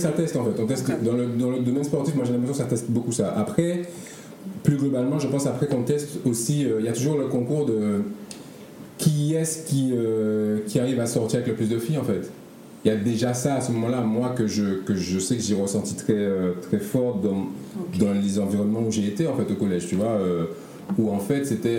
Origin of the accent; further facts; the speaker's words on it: Martinique; moved away as an adult; also born or lived in Paris; now in Guadeloupe; j'ai grandi donc en Martinique avec mon père et ma mère.